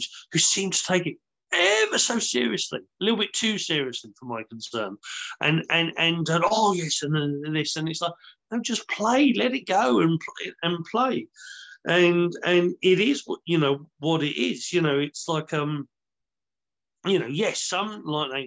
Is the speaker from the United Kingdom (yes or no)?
yes; United Kingdom; we're British